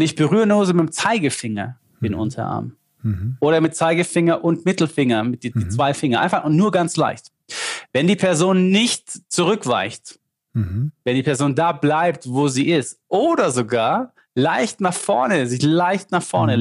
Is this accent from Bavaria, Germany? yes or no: yes; Lindau, Bavaria, Germany; accent: Swabian; ich schwätze nur Schwäbisch, ich bin der Bayer, aber wir schwätzen auch, weil, weil, weil aus Lindau